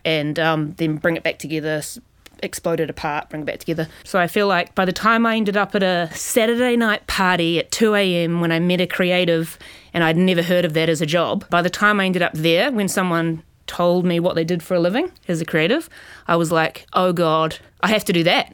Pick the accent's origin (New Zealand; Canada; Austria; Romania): New Zealand; moved away as an adult; also born or lived in New York; now in Australia; as a New Zealander, because I'm a New Zealander